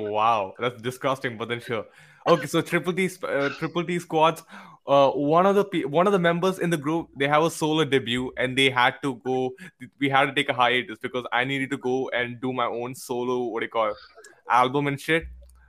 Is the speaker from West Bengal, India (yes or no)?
yes; West Bengal, India; now in Mangalore, India; Yes, we are from West Bengal, but then we are from Mangalore as well.